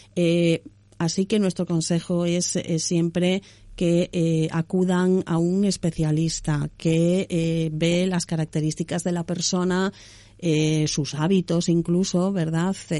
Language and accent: Spanish; Galicia, Spain; yo soy gallega